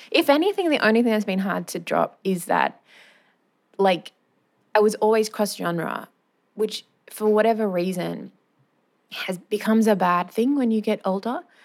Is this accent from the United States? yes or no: no; Wagga Wagga, New South Wales, Australia; moved away as an adult; also born or lived in Sydney; I grew up in Wagga